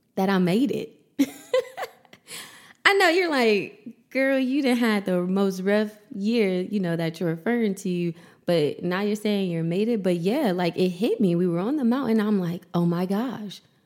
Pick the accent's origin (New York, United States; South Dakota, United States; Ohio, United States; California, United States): Ohio, United States; Columbus; moved away as an adult; now in Los Angeles, United States; I moved to Los Angeles right before the pandemic from my hometown, Columbus, Ohio.